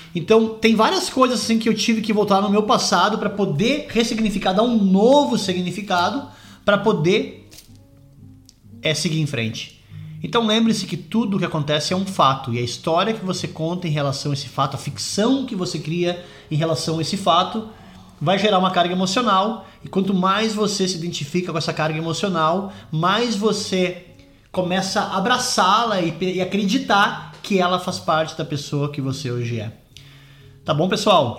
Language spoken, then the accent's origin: Portuguese; Brazil; moved away as an adult; also born or lived in London, United Kingdom; now in Scotland, United Kingdom; eu saí do Brasil em 2004, vim morar na Inglaterra, morei em Londres por 11 anos, hoje eu moro na Escócia